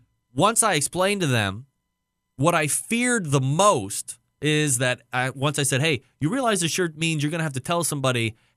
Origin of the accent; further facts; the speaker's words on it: Cleveland, Ohio, United States; we're from Cleveland